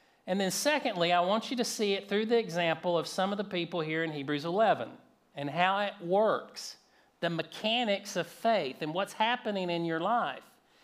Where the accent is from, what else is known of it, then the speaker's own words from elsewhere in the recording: North Georgia, United States; I grew up in North Georgia, not far from the Blue Ridge Mountains